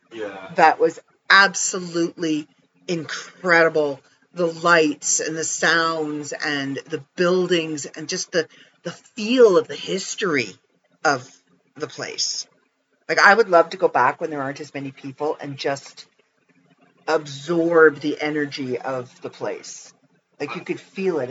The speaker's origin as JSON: {"language": "English", "country": "Canada", "said": "I'm Canadian"}